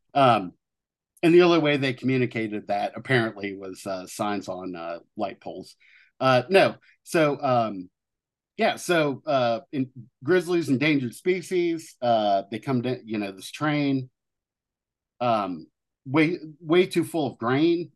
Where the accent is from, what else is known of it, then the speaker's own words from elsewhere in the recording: Southern Ohio, United States; growing up in Southern Ohio